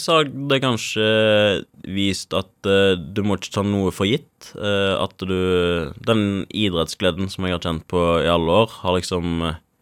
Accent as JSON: {"language": "Norwegian", "area": "Karmøy", "region": "Rogaland", "country": "Norway", "said": "når vi er fra Karmøy"}